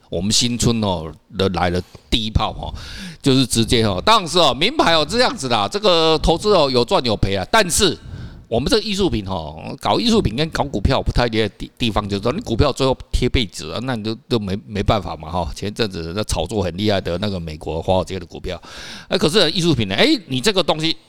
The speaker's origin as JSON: {"language": "Chinese", "country": "Taiwan", "said": "我们台湾话叫秋刀"}